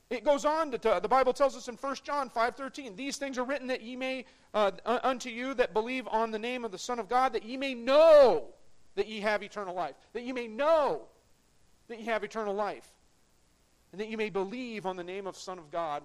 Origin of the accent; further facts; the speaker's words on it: United States; I'm proud to be an American, but I'm a citizen of heaven before I'm an American